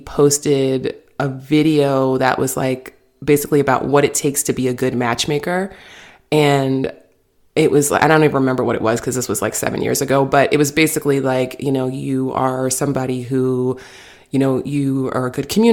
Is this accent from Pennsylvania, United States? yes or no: no; New York, United States; I'm from New York.